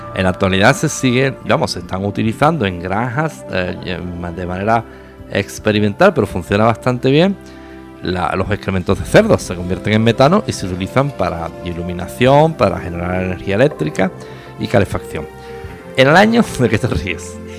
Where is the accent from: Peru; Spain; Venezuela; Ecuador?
Spain; La Línea de la Concepción, Andalusia; En la pequeña ciudad donde yo nací, la línea de la Concepción, cercana a Gibraltar